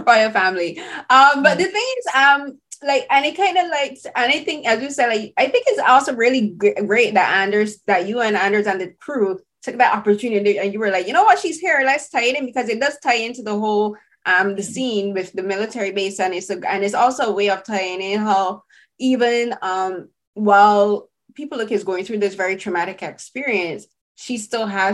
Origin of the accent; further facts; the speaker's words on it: Barbados; So I'm from the Caribbean, I'm from Barbados